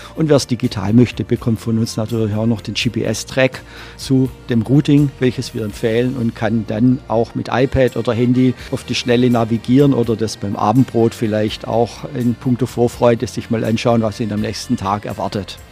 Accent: Stuttgart, Baden-Württemberg, Germany; moved away as an adult; also born or lived in Berlin; now in Rügen, Germany; bin gebürtiger Schwabe, komme aus dem Großraum Stuttgart

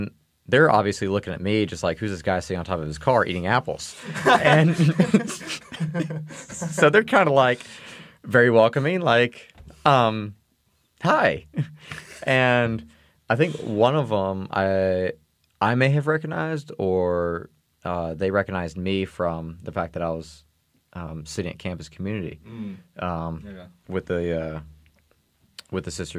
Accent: East Coast, United States; moved away; I grew up on the East Coast, but then I lived for a while over on the West Coast

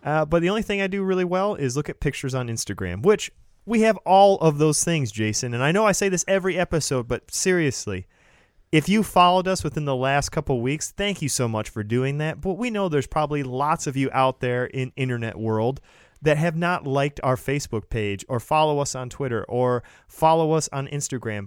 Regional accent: Lapeer, Michigan, United States; I grew up in Lapeer, which is white farm folk living in the woods

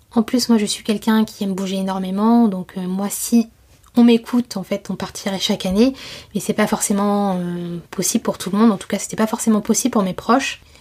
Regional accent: France; Je suis née en France et j'ai passé la quasi-totalité de ma vie euh, en France.

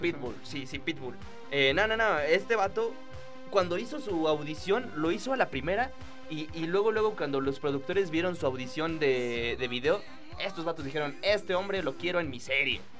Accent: Mexico

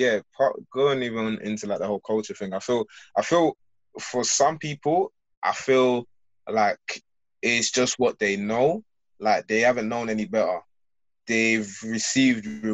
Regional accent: London, United Kingdom; I'm from London.

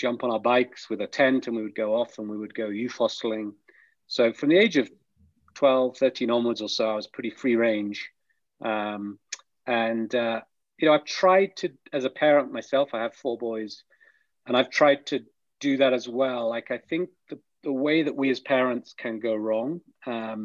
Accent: the middle of England, United Kingdom; I grew up in England. I grew up in, you know, the middle of England in a village.

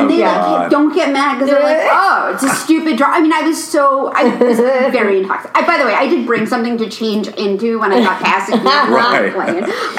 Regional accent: New York, United States; now in Los Angeles, United States; And I grew up in New York.

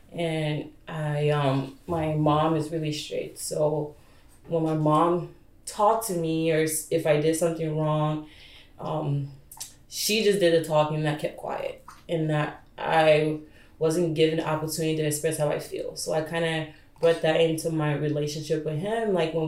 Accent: Ghana; also born or lived in Liberia / Ivory Coast; So I was born in Liberia, then during the war, my mom and I moved to Ivory Coast, and when she came in 2000, I stayed back. So I went to school in Ghana, grew up there, then came here, so.

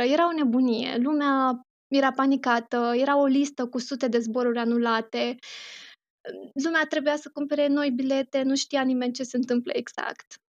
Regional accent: Romania; moved away as an adult; now in Doha, Qatar; de atunci uh, mă întorc în România foarte rar, doar în concediu

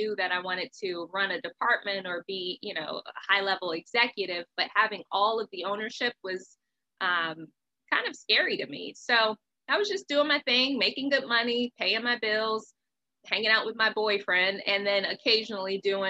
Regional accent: Maryland, United States; also born or lived in Pensacola, Florida; I'm originally from Pensacola. So that's like right there by Alabama. So I had a very heavy accent when I originally moved to Maryland with my mother when I was 7 years old

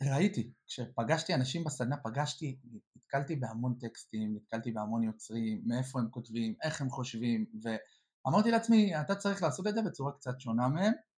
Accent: Or Yehuda, Central District, Israel; גדלתי באור יהודה

